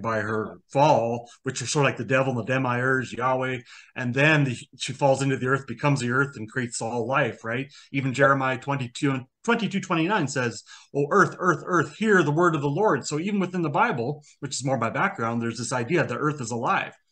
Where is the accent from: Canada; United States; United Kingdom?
Canada; I was born in Canada